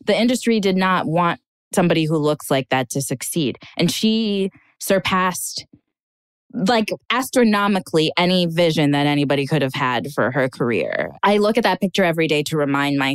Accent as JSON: {"language": "English", "region": "Minnesota", "country": "United States", "also_born_or_lived": "Hollywood", "moved": "as an adult", "lives_now": "Los Angeles, United States", "said": "I'm from two very docile cultures, Ghanaian culture and Minnesotan culture"}